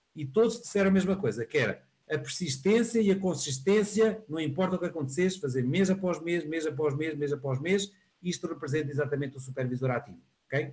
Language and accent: Portuguese; Porto, Norte, Portugal; eu sou aqui do Porto